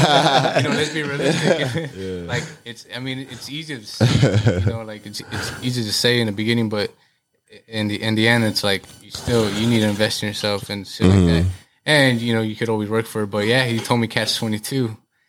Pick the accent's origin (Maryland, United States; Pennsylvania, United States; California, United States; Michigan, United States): California, United States; Garden Grove; I'm right off the 22. So, you know, I'm from Garden Grove.